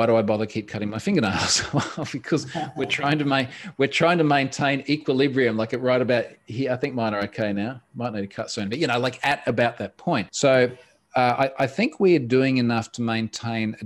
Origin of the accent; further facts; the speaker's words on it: Australia; I'm an Australian.